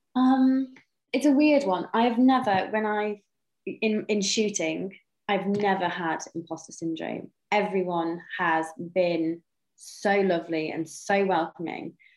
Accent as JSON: {"language": "English", "region": "North Wales", "country": "United Kingdom", "tie": "born or raised there", "said": "I've was born and raised in North Wales in a tiny little village in the middle of nowhere."}